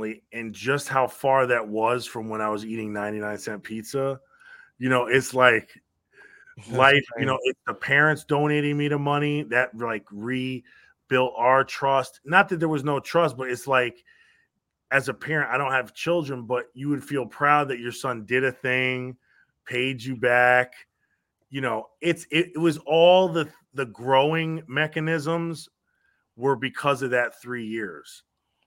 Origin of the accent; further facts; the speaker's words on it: Stamford, Connecticut, United States; We grew up in Connecticut. Stamford, Connecticut